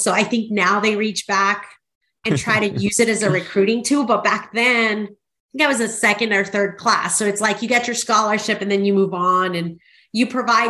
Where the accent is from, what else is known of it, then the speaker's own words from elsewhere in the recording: Texas, United States; also born or lived in Mexico City, Mexico; Well, originally I'm from Mexico City, but yes, at a ripe age of 10 years old, I moved to South Texas. So I actually grew up in what's called the Rio Grande Valley.